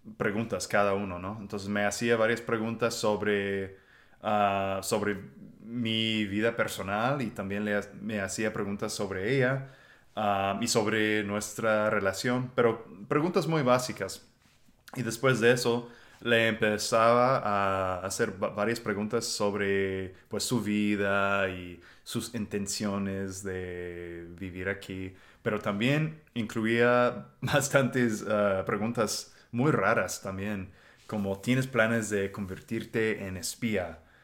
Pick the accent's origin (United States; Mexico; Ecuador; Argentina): United States; Spanish is a second language; now in Texas, United States; yo soy un gringo